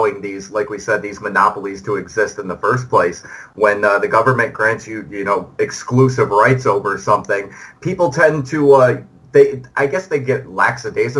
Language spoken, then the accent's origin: English; New York, United States; as a New Yorker